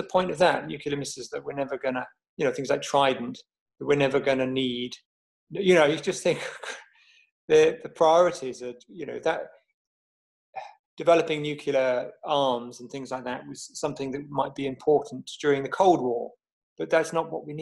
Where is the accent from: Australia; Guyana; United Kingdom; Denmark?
United Kingdom; because we're British